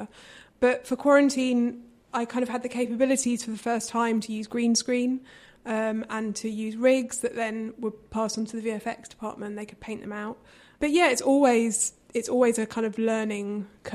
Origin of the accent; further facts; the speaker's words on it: London, United Kingdom; I grew up in London, mm-hmm, in kind of inner city London